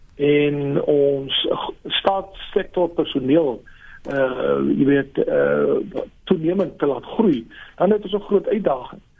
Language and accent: Afrikaans; South Africa; ons as as Afrikaners